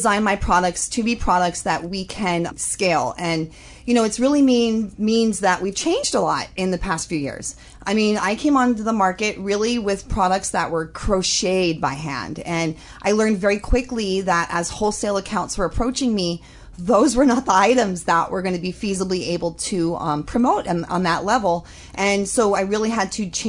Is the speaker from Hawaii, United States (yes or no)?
yes; Holualoa, Hawaii, United States; I grew up in Holoaloa, and I was surrounded by entrepreneurs